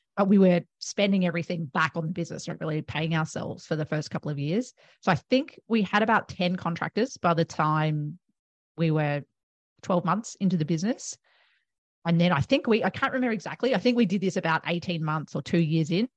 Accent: Melbourne, Victoria, Australia; moved away as an adult; now in Gold Coast, Australia; I am originally from Melbourne

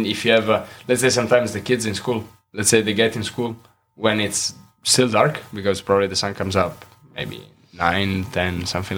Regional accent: Italy; also born or lived in United States / Denmark; now in Odense, Denmark; growing up in Italy

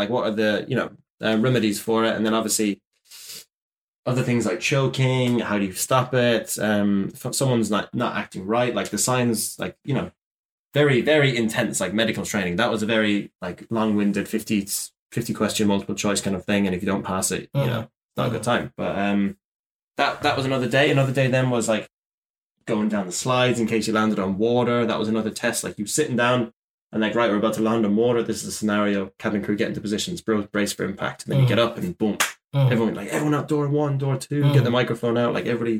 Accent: Shannon, County Clare, Ireland; I may have like commuted from my hometown of Shannon Airport, but my home airport

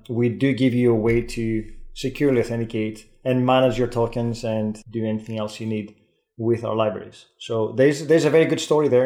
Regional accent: Greece; accent: Greek Scottish; first language Greek; English is a second language; moved away as an adult; also born or lived in Scotland; now in United Kingdom; having lived in, in the uk for 20 years you pick these things up but again it's hard to sound native and i have my greek scottish accent

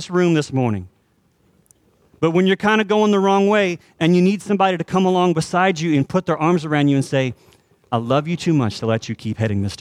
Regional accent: Texas, United States; we're also Texans

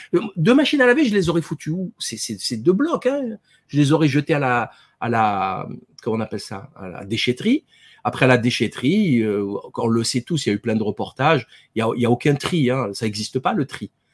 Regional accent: France; en tant que Français

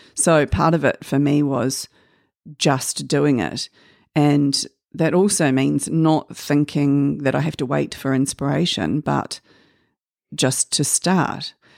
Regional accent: Waitakere, Auckland, New Zealand; I was born here in Auckland, um, but raised mostly in Waitakere

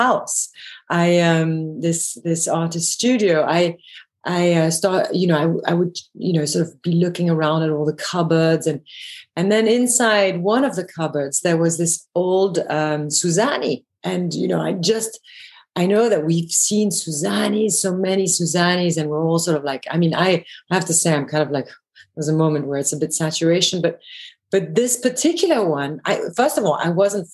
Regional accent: Belgium; moved away; also born or lived in England / London / Paris; I grew up in Belgium

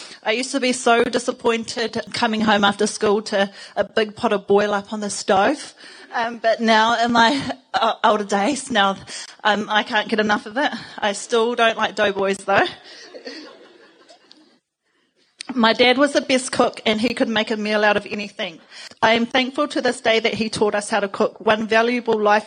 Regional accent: Porirua, Wellington, New Zealand; moved away; I grew up in Cannons Creek in a Housing New Zealand state home with my sisters.

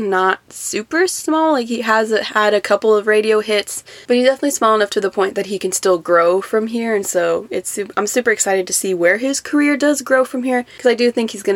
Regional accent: Austin, Texas, United States; my hometown is a big city, so there's a lot of famous people that are from here

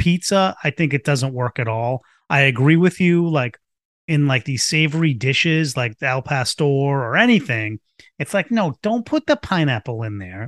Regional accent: Boston, Massachusetts, United States; I grew up in Boston going to, to Fenway Park with my, with my dad

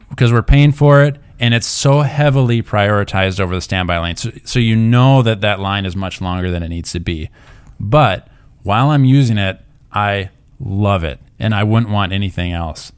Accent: Minnesota, United States; we're from Minnesota

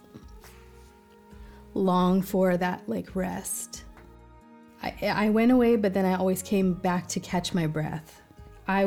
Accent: Victoria, British Columbia, Canada; now in Southern California, United States; I grew up in Victoria, British Columbia, which is a little city

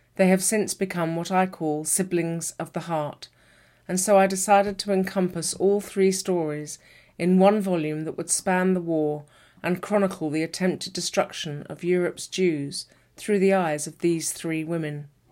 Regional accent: United Kingdom; I'm a British author

